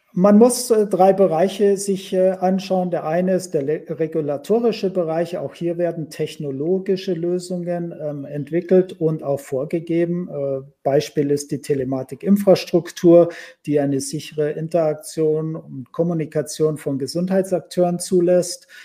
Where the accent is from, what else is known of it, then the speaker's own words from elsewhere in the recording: Germany; Bei uns in Deutschland